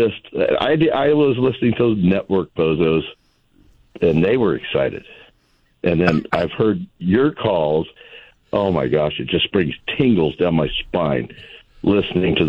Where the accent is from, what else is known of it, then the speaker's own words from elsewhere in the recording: Orange County, California, United States; I'm from Orange County where I coached